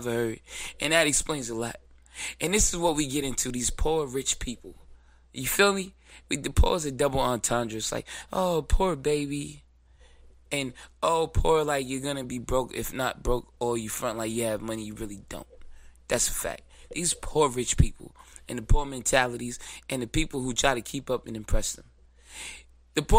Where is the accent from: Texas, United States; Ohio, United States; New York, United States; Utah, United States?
New York, United States; New York City; I'm from Brooklyn